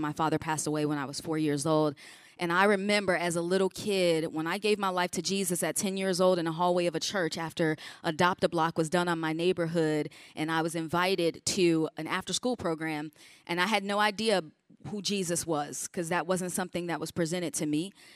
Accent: Chicago, Illinois, United States; I grew up in Chicago

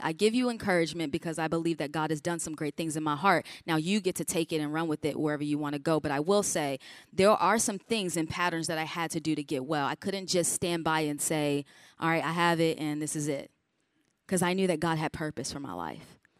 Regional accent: Chicago, Illinois, United States; I grew up in Chicago

